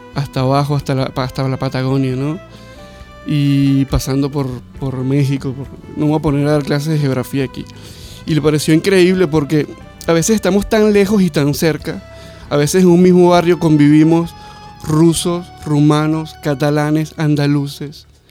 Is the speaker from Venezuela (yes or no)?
yes; Venezuela; moved away; como decimos en, mi país, en Venezuela, fiebrudo